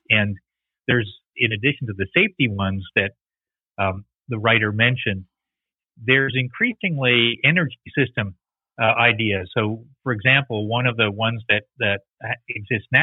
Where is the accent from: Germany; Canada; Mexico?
Canada; as a Canadian